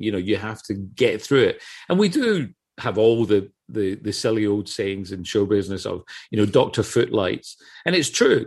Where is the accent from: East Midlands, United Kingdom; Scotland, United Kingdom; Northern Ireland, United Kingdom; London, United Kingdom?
Scotland, United Kingdom; I come from Scotland